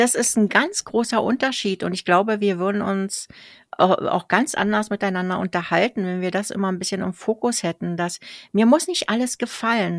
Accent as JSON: {"language": "German", "region": "Berlin", "country": "Germany", "tie": "born or raised there", "moved": "yes", "lives_now": "Switzerland", "said": "das gleiche Kiez, wo ich auch aufgewachsen bin in Berlin"}